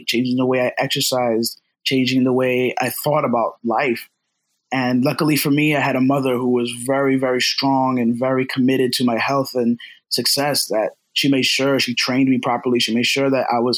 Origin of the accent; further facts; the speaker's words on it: Los Angeles, California, United States; now in Brooklyn, United States; I was born over